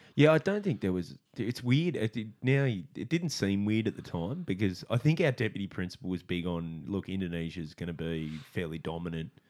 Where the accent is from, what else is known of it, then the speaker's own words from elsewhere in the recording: Australia; I'm Aussie